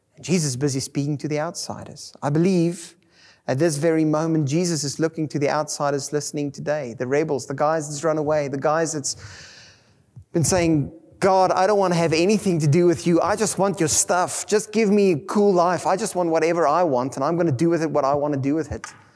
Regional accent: South Africa; first language Afrikaans; English is a second language; Being English as my second language, growing up in an Afrikaans world

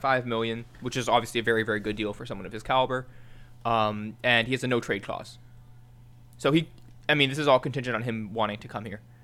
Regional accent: Mississauga, Ontario, Canada; from Mississauga

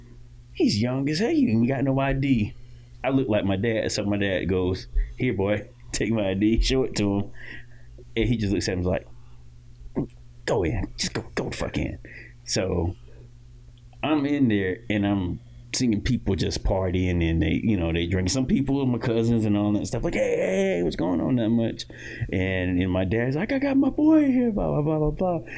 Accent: Titusville, Florida, United States; I was born and raised in Titusville, Florida

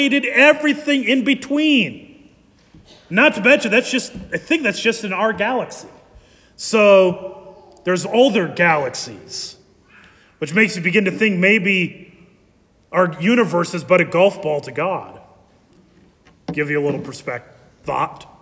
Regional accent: Ankeny, Iowa, United States; I grew up in Ankeny

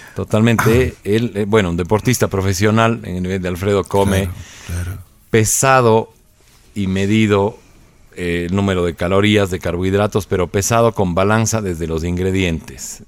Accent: Ecuador; nosotros somos ecuatorianos

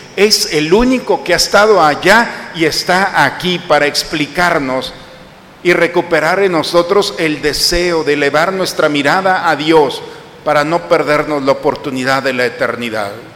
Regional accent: Mexico; nosotros como occidentales y como mexicanos

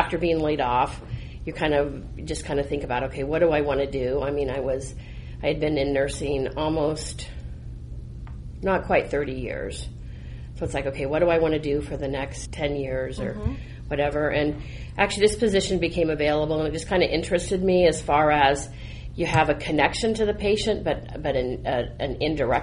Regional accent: Colorado, United States; I'm actually a Colorado native, born and raised in Colorado

